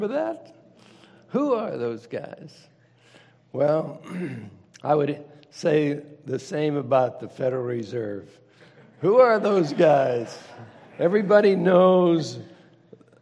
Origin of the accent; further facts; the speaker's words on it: Turtle Creek, Pennsylvania, United States; I was born and raised in Pittsburgh, suburb on the east side called Turtle Creek.